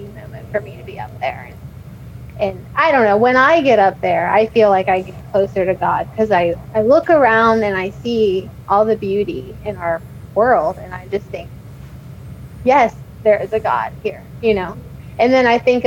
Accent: Cincinnati, Ohio, United States; my hometown. I love Cincinnati and I love Ohio

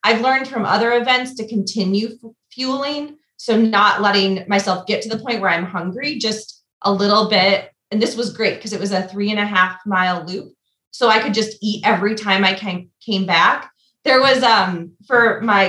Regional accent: Michigan, United States; now in Pittsburgh, United States; I'm originally from Michigan

